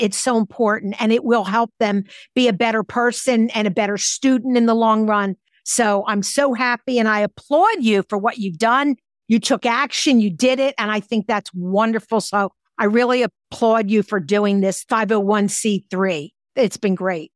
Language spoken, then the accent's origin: English; Philadelphia, Pennsylvania, United States; I'm from Philadelphia. We had lots of libraries 'cause it's a huge city